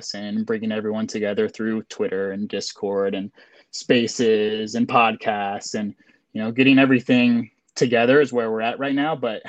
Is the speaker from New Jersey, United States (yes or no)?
no; Florida, United States; we're all from Florida